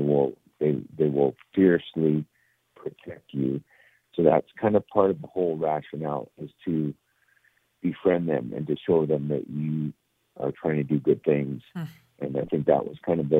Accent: Canada; I'm from Canada

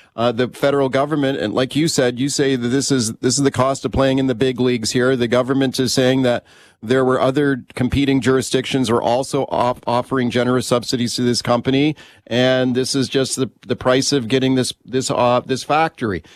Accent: Canada; we're all Canadian taxpayers

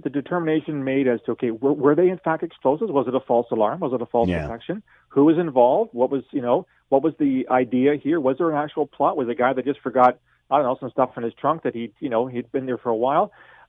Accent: London, Ontario, Canada; I grew up in London

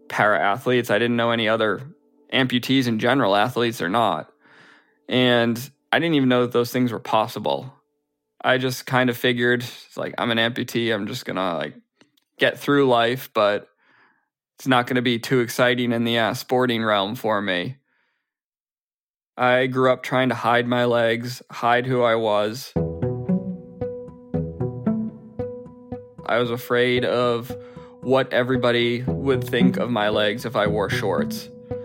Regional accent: outside of Boston, Massachusetts, United States; now in New Jersey, United States; I grew up outside of Boston, and currently I live in New Jersey.

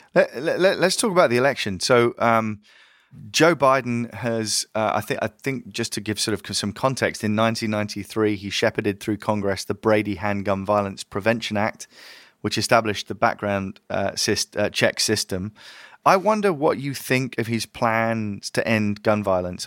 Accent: United Kingdom; I'm British

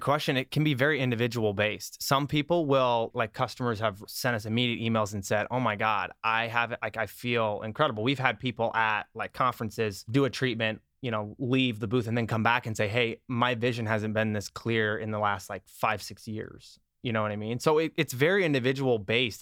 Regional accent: Iowa, United States; also born or lived in Minnesota; now in Los Angeles, United States; I was born and raised in Iowa. I lived in Minnesota then, and then I moved here.

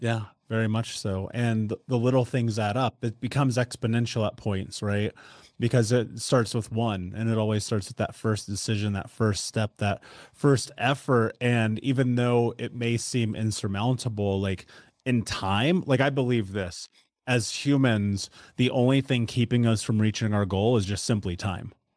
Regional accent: United States; moved away; I grew up in the United States

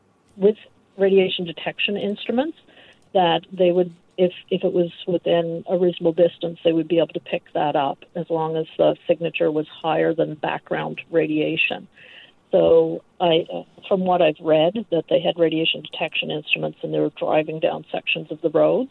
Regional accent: Prince Edward Island, Canada; now in Toronto, Canada; I'm from Prince Edward Island originally

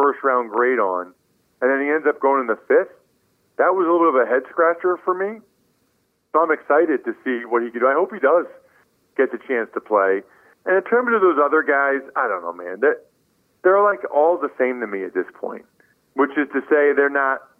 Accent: eastern Pennsylvania, United States; our hometown in eastern Pennsylvania

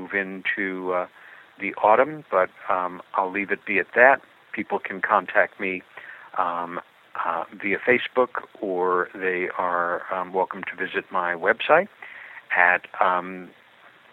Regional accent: New York City, New York, United States; the city of New York, my hometown, and where I've lived most of my life

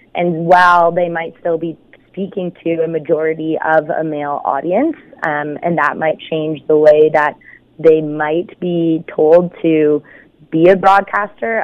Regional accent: Hamilton, Ontario, Canada; I grew up in Flamborough. So I went to school at Waterdown High.

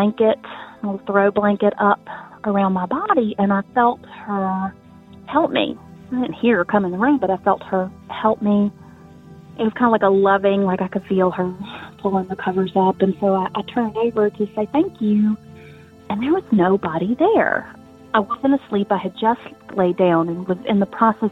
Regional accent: South Carolina, United States; I am from South Carolina

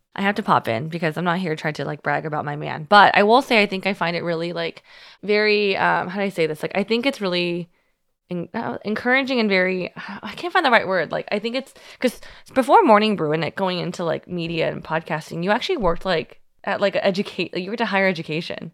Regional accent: Union City, California, United States; moved away; I'm from Union City

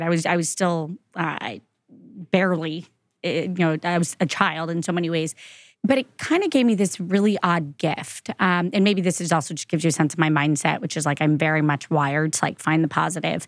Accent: Florida, United States; moved away as an adult; I'm from Florida

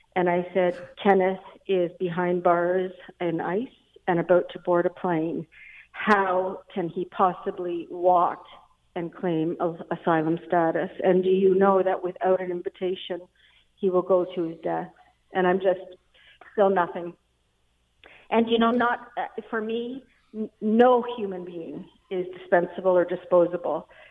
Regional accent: Canada; I've always prided myself of being a Canadian.

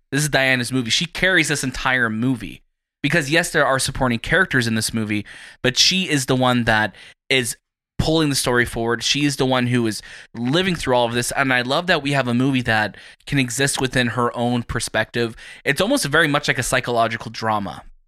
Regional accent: Toronto, Ontario, Canada; from Toronto

